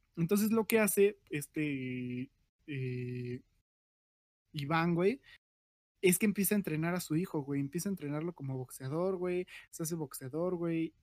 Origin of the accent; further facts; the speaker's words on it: Mexico; yo soy mexicano, todos somos mexicanos aquí